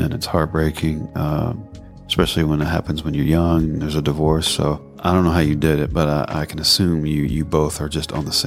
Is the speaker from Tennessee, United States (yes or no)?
yes; Memphis, Tennessee, United States; I grew up in Memphis